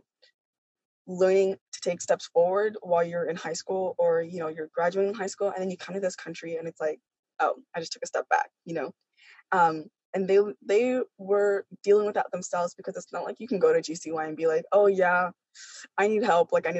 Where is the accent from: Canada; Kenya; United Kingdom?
Kenya; I'm from Kenya